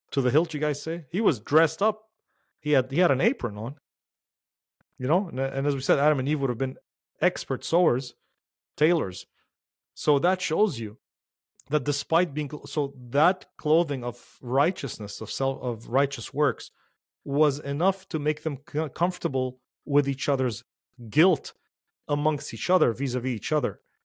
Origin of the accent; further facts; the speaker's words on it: Lebanon; moved away; the ones that I grew up with in Lebanon